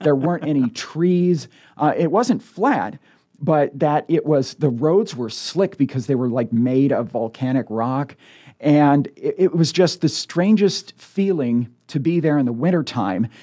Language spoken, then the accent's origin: English; United States; moved away as an adult; now in Omaha, United States; growing up in the Quad Cities